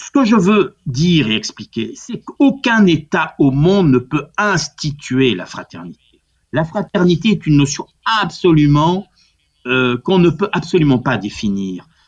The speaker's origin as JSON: {"language": "French", "region": "Corsica", "country": "France", "said": "moi qui suis corse"}